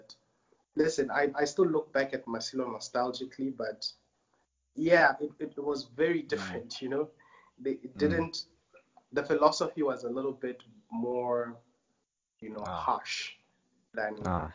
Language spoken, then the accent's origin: English; Botswana; moved away as an adult; now in Tanzania; So I'm pretty much like a bred in Botswana boy